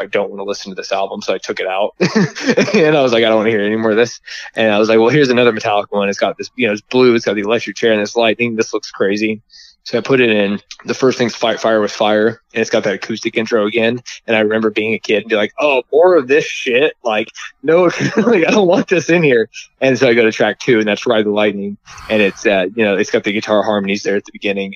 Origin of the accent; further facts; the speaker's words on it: Indiana, United States; I'm from Indiana, so like I grew up like everybody like my uh, dad and stuff listened to like country western